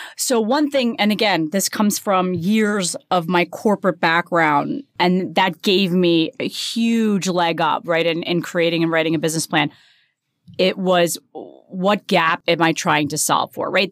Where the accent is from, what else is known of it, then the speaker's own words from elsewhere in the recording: New Jersey, United States; grew up in New Jersey. I'm very s, very proud New Jersey girl